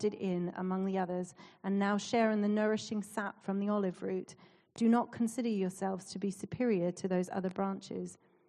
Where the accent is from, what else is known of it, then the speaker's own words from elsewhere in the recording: Canada; accent: Canadian; But so I've lost my Canadian accent, but my mum and dad are visiting, so I will slip into that sometimes.